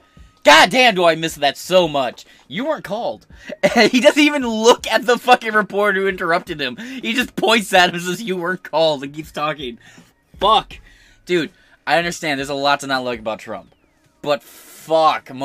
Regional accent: United States

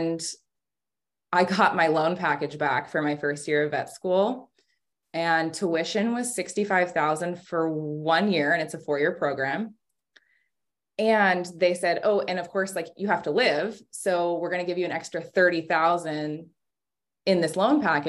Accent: Sacramento, California, United States; I'm from Sacramento

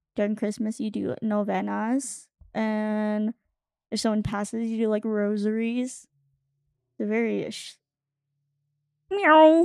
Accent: Arizona, United States; also born or lived in Guam; I grew up in Arizona, like, away from my family

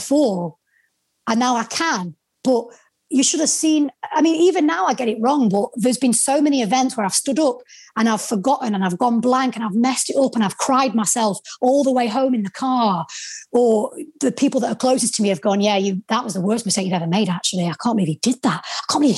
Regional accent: the North, the north of England, United Kingdom; accent: Northern; my Northern accent

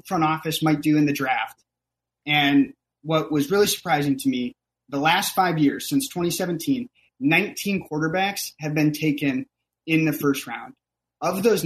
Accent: Wisconsin, United States; Growing up in Wisconsin was tough

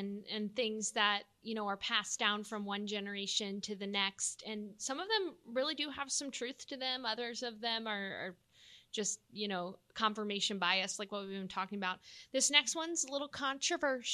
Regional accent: Texas, United States; I'm from Texas.

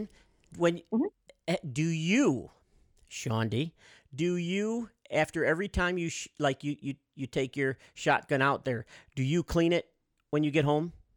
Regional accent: Midwest, United States; We're from the Midwest

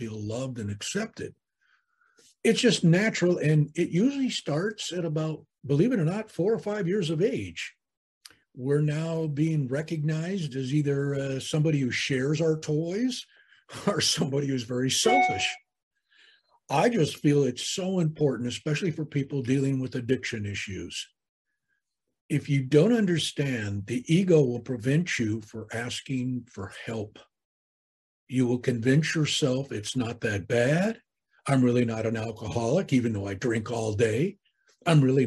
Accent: California, United States; I was born and raised here in California

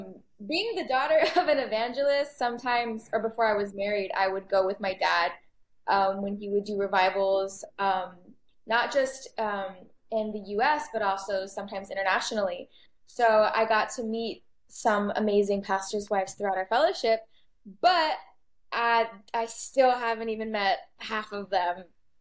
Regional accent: Austin, Texas, United States; born there; also born or lived in Kochi, India; Yeah, so I was born in Austin, Texas. I'm a pastor's kid myself.

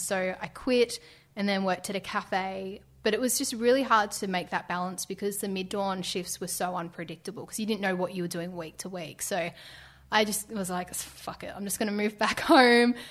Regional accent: Ballarat, Victoria, Australia; moved away; I grew up in Ballarat

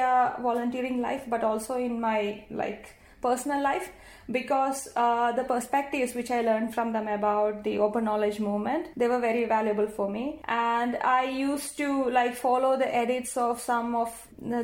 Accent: India; first language Malayalam; English is a second language; India, the country I come from

